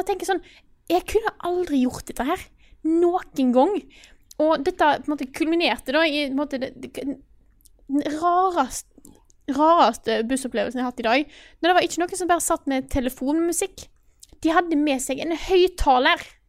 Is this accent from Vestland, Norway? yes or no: yes; Stord, Vestland, Norway; moved away; jeg har hatt hjemme på Stord i lang tid